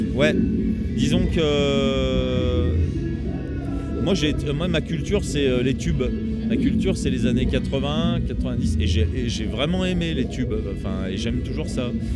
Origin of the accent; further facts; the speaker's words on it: Roanne region, Auvergne-Rhône-Alpes, France; je suis originaire de la région de Roanne